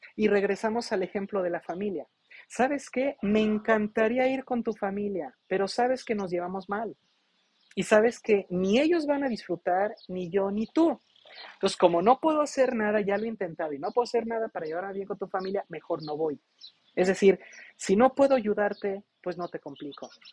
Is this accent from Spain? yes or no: no; Mexico; como buen mexicano